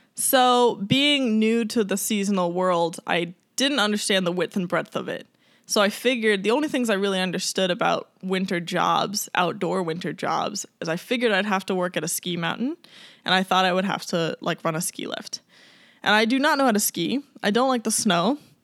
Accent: Long Island, New York, United States; moved away as an adult; also born or lived in Colorado / Alaska; I grew up on Long Island.

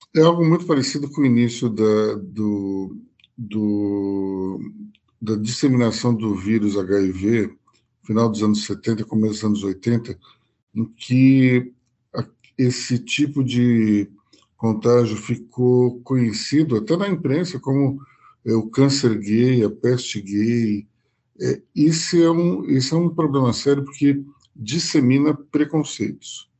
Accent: Brazil; como brasileiros

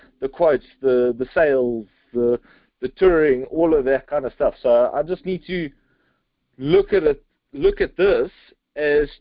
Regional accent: Cape Town, Western Cape, South Africa; I'm from Cape Town, South Africa. So I'm like halfway across the world right now, sitting at my desk

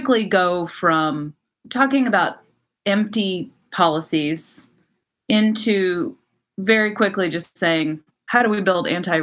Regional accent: Texas, United States; also born or lived in New York / London / Mexico; now in Los Angeles, United States; I'm born and raised in Texas

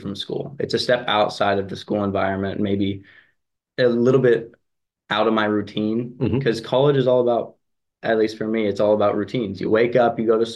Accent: Lexington, Kentucky, United States; moved away as an adult; now in High Point, United States; I'm from Lexington, Kentucky

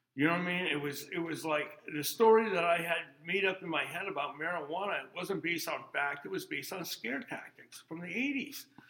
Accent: Vermont, United States; also born or lived in Anchorage, Alaska; I grew up here in Vermont. Uh, I was originally born in Anchorage, Alaska

